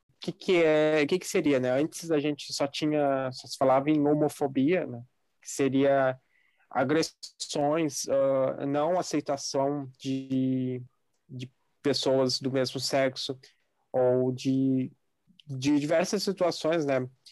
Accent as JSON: {"language": "Portuguese", "country": "Brazil", "said": "a gente é brasileiro"}